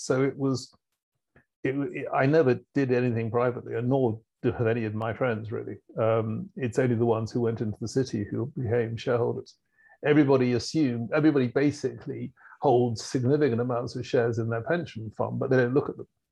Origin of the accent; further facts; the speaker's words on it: United Kingdom; as a Brit